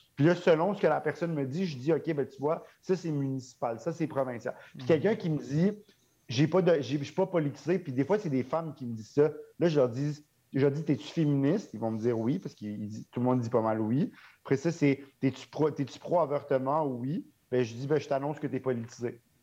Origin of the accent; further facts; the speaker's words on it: Montreal, Quebec, Canada; j'ai grandi à Montréal